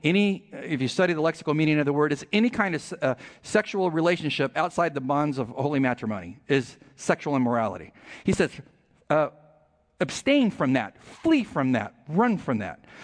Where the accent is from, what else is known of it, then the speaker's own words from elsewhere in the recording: San Diego, California, United States; We're from San Diego